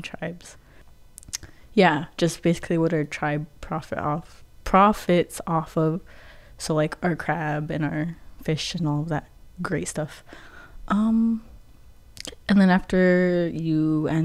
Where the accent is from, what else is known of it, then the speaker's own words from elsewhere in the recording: Quinault Indian Nation, Washington, United States; I come from the Quinault Indian Nation